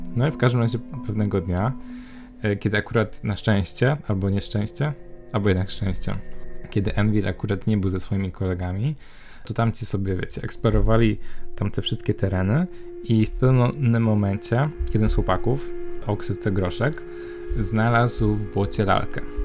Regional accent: Poznań, Greater Poland, Poland; moved away; do Poznania, do mojego rodzinnego miasta

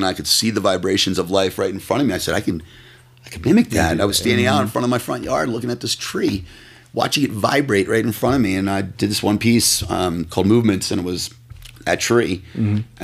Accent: Tarrytown, New York, United States; moved away; also born or lived in San Diego; My parents are from the Westchester area, and I grew up in Tarrytown.

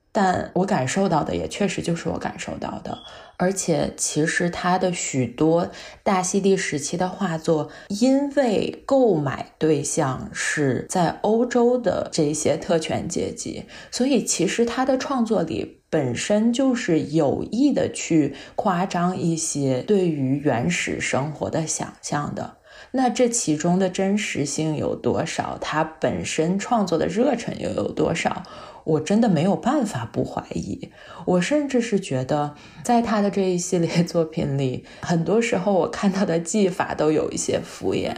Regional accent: China; 我们作为亚裔，作为中国人

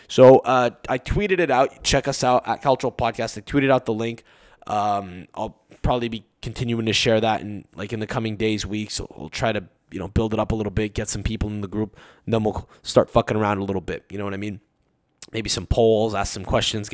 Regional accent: Canada; as a Canadian sports fan

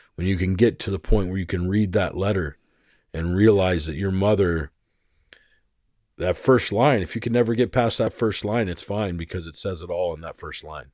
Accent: Arizona, United States; I grew up in Arizona for most of my life

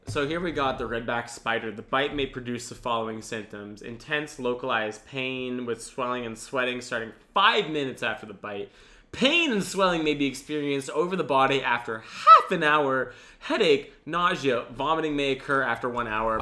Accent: Canada

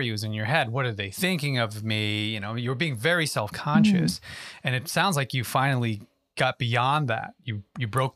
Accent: Yonkers, New York, United States; I was born and raised in Yonkers, New York

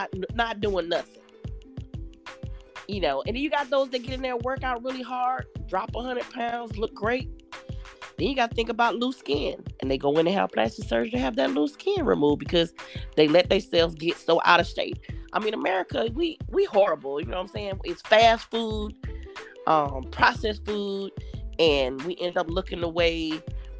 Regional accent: Atlanta, Georgia, United States; now in Jacksonville, United States; I'm from Atlanta, but I do reside in Jacksonville

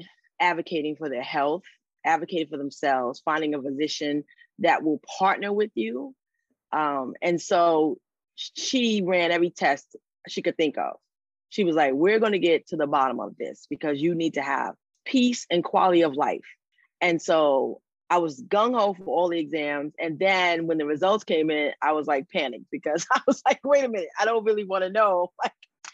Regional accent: New York City, New York, United States; I am a Throgs Neck girl now, but I lived everywhere. Kingsbridge, Fordham

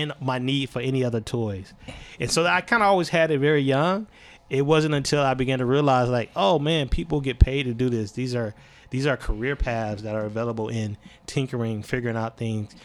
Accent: Alabama, United States; also born or lived in South Georgia; now in North Carolina, United States; I would say Alabama

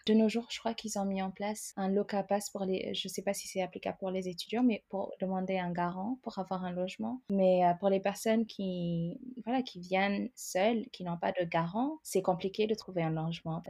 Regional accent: Ethiopia; moved away as an adult; now in France; Je viens de l'Éthiopie. Je suis arrivée à, à, presque 18 ans pour faire mes études, mais à la base, je suis euh, donc éthiopienne

